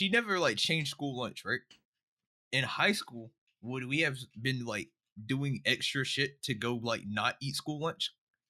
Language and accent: English; Mullins, South Carolina, United States; born or raised there